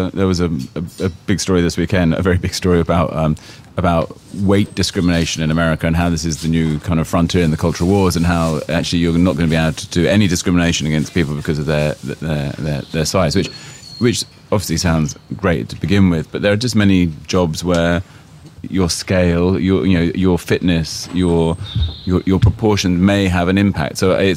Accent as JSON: {"language": "English", "region": "London", "country": "United Kingdom", "tie": "born there", "said": "I was born in St. Mary's Hospital because my parents were in London when I was born."}